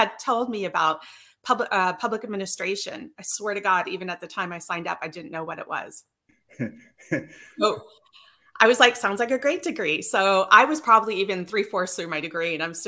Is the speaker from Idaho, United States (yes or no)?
yes; Northern Idaho, United States; I grew up in Northern Idaho